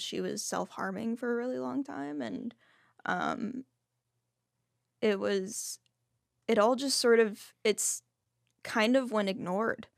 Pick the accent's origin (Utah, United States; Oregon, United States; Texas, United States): Texas, United States; Fort Worth; also born or lived in Dallas, Texas; my dad raised me, um, alone for the first fourteen years, and that was in Fort Worth